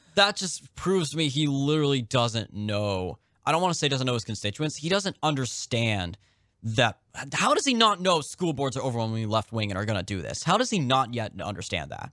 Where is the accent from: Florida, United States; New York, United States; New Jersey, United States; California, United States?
California, United States; now in East Coast, United States; I'm from California